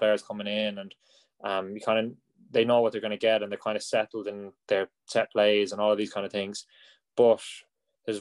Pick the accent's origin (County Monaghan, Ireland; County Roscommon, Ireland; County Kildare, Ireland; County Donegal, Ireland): County Roscommon, Ireland; also born or lived in England; I'm a big hurling fan from Roscommon, so there's not as much hurling. I wouldn't have been growing up around it